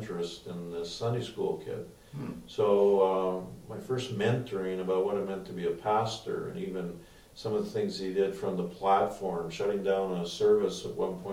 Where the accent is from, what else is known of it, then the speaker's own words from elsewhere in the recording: Edmonton, Alberta, Canada; I was born and raised in Edmonton